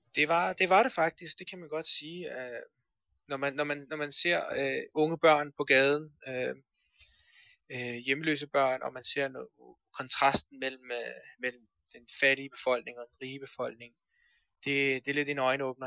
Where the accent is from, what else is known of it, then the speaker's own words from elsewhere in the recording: Denmark; also born or lived in Afghanistan / Iran; vi kommer til Danmark, øh, når jeg er 8 år